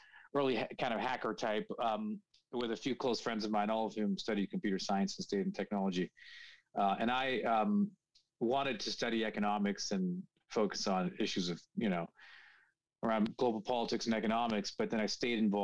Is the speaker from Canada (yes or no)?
yes; Toronto, Ontario, Canada; moved away as an adult; also born or lived in United States / England / Paris, France; born and raised in Toronto